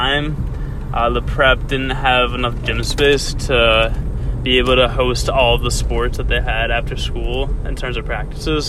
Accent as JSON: {"language": "English", "town": "Andover", "region": "Massachusetts", "country": "United States", "said": "I'm from Andover, Massachusetts, which is 20 minutes north of Boston."}